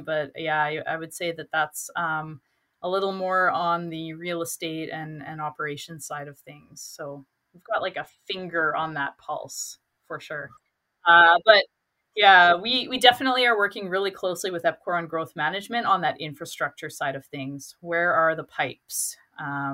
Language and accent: English; Fort Saskatchewan, Alberta, Canada; also born or lived in New Brunswick; now in Edmonton, Canada; I grew up in Fort Saskatchewan, so I was able to crash with my parents